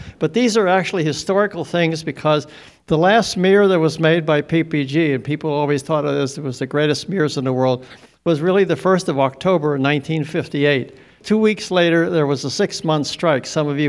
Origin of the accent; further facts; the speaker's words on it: Ford City, Pennsylvania, United States; now in Oakmont, United States; I'm the one changing the slides. I live in Oakmont, but I came from Ford City.